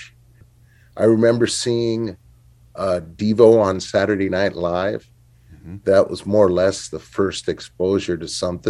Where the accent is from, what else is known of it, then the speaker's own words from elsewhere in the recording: Los Angeles, California, United States; I grew up to make it simple, I guess the Hollywood area, the East Hollywood area.